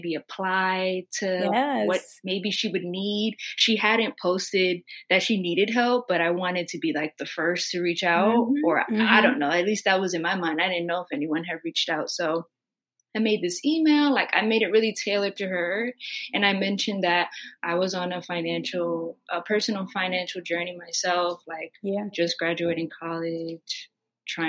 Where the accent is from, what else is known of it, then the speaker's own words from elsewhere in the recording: Maryland, United States; also born or lived in New York; I'm 23 from Maryland